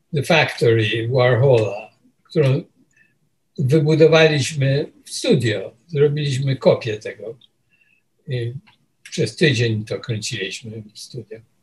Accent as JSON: {"language": "Polish", "country": "Poland", "tie": "born or raised there", "also_born_or_lived": "Łódź", "moved": "as an adult", "lives_now": "New York, United States", "said": "przyjechałem z Polski i e, wylądowałem w tym Nowym Jorku"}